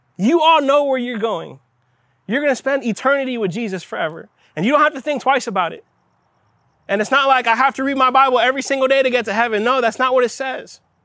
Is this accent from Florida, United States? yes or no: yes; Miami, Florida, United States; I'm from Miami